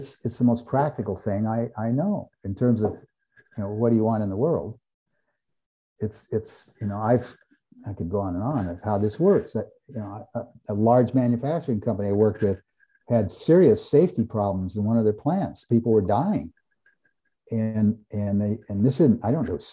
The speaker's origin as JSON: {"language": "English", "town": "Eugene", "region": "Oregon", "country": "United States", "tie": "born or raised there", "said": "I grew up in Eugene, Oregon, home of the University of Oregon"}